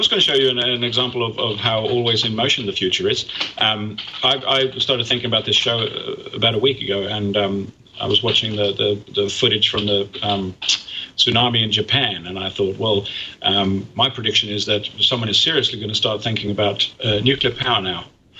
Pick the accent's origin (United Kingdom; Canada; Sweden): Sweden; When I grew up in Sweden, we had a referendum about nuclear power in Sweden